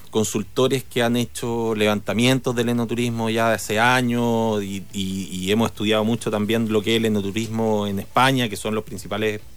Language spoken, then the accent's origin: Spanish; O'Higgins, Chile; Yo soy de O'Higgins, de Cachapual principalmente.